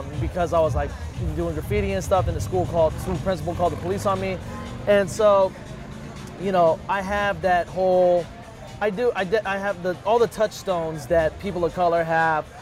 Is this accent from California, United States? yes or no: yes; San Francisco, California, United States; I was born and raised in San Francisco, the San Francisco Mission District.